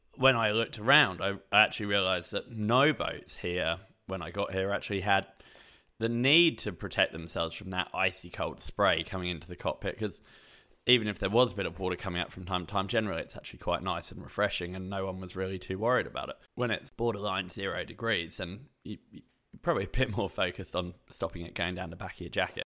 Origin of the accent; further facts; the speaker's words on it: England, United Kingdom; moved away as an adult; now in Australia; I grew up in England, lived there until I was twenty-two, then moved to Australia